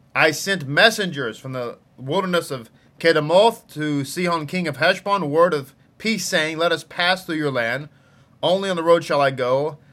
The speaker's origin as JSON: {"language": "English", "region": "Texas", "country": "United States", "accent": "Texas", "said": "My Texas accent"}